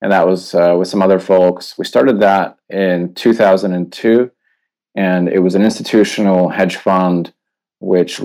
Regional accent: Canada; moved away as an adult; also born or lived in Poland / London / Tokyo / Singapore; now in Hong Kong; I was born in Poland, grew up in Canada, lived in London, Tokyo, Singapore, and then in Hong Kong.

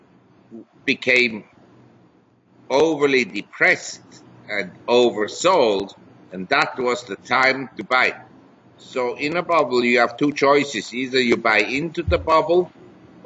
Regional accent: Switzerland; moved away as an adult; also born or lived in New York / Hong Kong; I was born in Switzerland. I had my education in Switzerland. I grew up in a relatively privileged environment.

